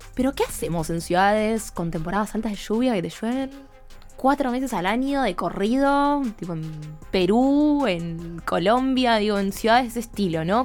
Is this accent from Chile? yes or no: no; Argentina; nosotras que somos de Argentina